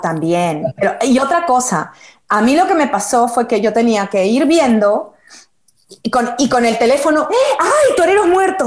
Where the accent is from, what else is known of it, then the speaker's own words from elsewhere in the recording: Peru; soy peruana